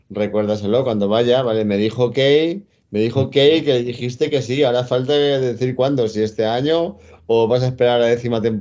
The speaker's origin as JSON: {"language": "Spanish", "country": "Spain", "said": "En eso somos muy españoles y muchos españoles."}